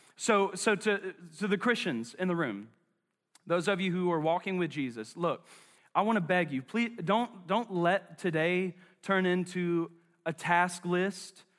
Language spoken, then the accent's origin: English; Charlotte, North Carolina, United States; I'm from West Charlotte. Um, and not only am I from West Charlotte, but West Charlotte is in my blood